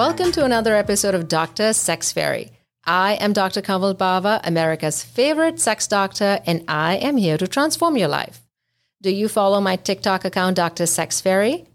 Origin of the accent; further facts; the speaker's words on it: India; now in United States; I'm from India